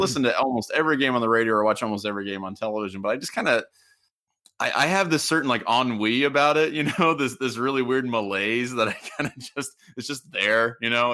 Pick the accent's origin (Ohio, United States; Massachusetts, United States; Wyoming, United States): Ohio, United States; Southwestern; I grew up in Southwestern Ohio